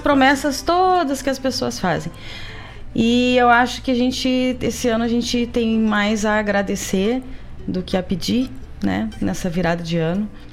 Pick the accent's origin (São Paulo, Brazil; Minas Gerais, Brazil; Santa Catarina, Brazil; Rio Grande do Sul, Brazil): Rio Grande do Sul, Brazil; Gaúcho; nós que somos tradicionalistas, que somos gaúchos